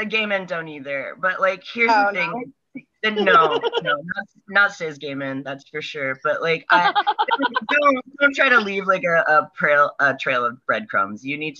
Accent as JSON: {"language": "English", "region": "Northeastern Kansas", "country": "United States", "said": "you could get a drawl out of me, like a Western Kansas sort of drawl, which is crazy because I'm from Northeastern Kansas."}